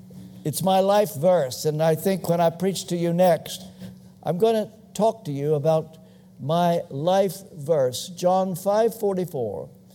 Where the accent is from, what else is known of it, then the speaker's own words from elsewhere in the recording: Kentucky, United States; moved away; I come from Kentucky. We're not known for a state of good breeding. We're just ordinary.